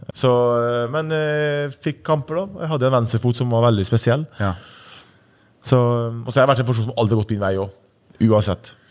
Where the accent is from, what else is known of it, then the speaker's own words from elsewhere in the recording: Ålesund, Møre og Romsdal, Norway; also born or lived in Sunndalsøra; flytta til Ålesund da jeg var seks eller syv år